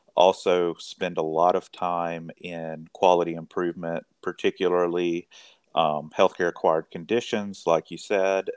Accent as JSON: {"language": "English", "region": "rural Mississippi", "country": "United States", "tie": "born or raised there", "also_born_or_lived": "Knoxville, Tennessee / New Orleans, Louisiana", "lives_now": "Corinth, United States", "said": "I'm originally from a very small town in rural Mississippi"}